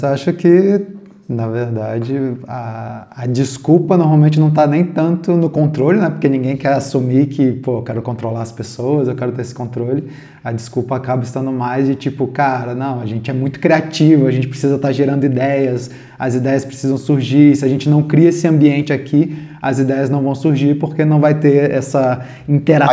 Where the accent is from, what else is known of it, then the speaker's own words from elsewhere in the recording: Brasília, Federal District, Brazil; a gente é de Brasília, eu pelo menos sou de Brasília